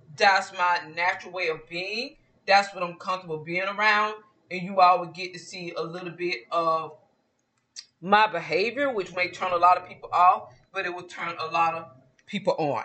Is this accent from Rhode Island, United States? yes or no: no; Georgia, United States; accent: Southern; moved away; also born or lived in Mexico; I was born and raised in a small town in Georgia